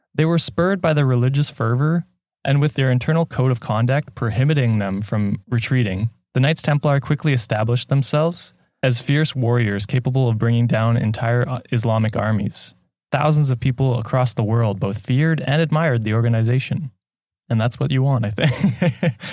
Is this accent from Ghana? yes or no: no; Canada; I'm from Canada